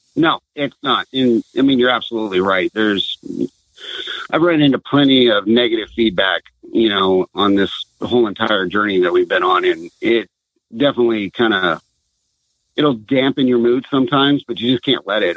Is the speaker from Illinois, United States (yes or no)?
no; Southern California, United States; moved away as an adult; now in Washington, United States; I'm originally from Southern California.